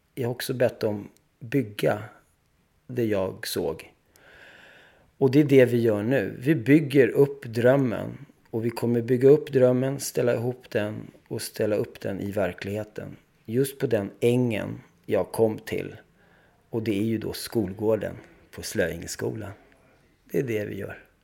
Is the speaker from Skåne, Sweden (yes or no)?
no; Stockholm, Stockholm County, Sweden; moved away; also born or lived in Paris, France; vi flyttade då till Bredäng som är en del av miljonprogrammet och det ligger bredvid Skärholmen. Så jag är uppväxt där då